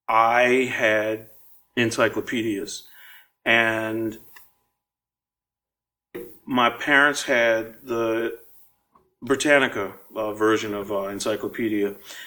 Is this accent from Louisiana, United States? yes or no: yes; New Orleans, Louisiana, United States; also born or lived in Boston; I was a kid living uptown. I was born in Treme, but I moved uptown when I was 4, and I grew up in the River Bend area in Pigeon Town